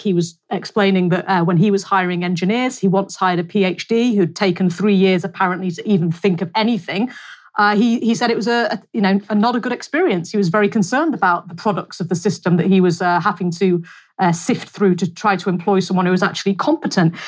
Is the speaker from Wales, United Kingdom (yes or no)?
no; North West England, United Kingdom; a very nice market town again in in the northwest, my hometown